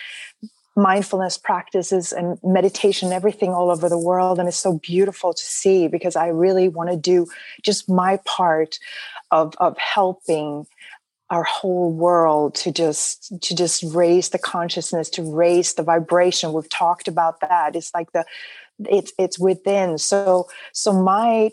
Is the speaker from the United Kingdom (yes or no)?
no; Sweden; now in United States; I actually was born and raised in Sweden, and then ended up coming over to the United States, which is now my home